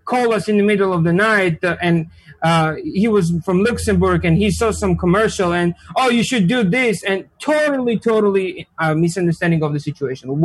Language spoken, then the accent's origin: English; Georgia; English is a second language; moved away as an adult; now in United States; I'm from Republic of Georgia. It's a small country in Eastern Europe